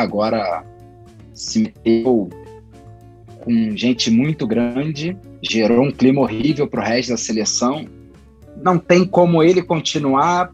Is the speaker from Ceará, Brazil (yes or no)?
no; Rio de Janeiro, Brazil; Eu, como carioca